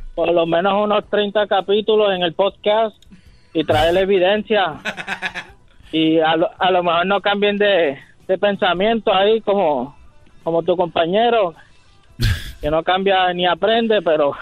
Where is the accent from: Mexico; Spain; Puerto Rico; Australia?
Puerto Rico; Y soy puertorriqueño